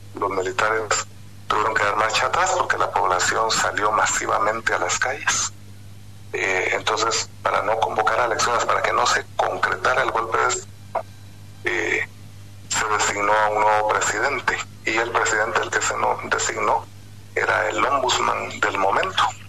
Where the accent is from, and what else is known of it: Guatemala